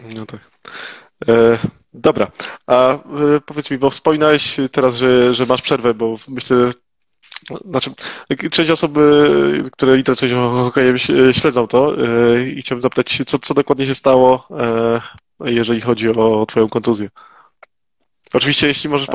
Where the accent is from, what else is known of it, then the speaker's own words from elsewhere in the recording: Oświęcim, Lesser Poland, Poland; pochodzę z Oświęcimia, także to e, każdy z nas, który mieszka w Oświęcimiu